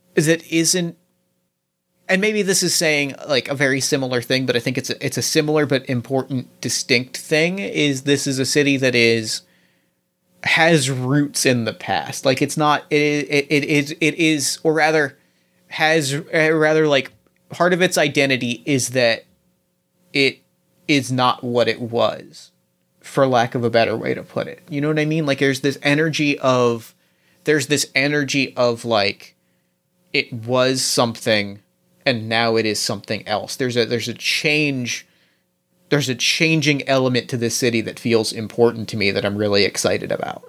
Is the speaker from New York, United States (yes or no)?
no; New Jersey, United States; I grew up in New Jersey